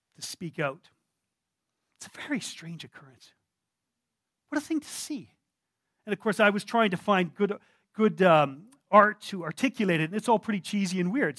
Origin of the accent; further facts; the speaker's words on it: Canada; I'm a Canadian. We're quite reserved.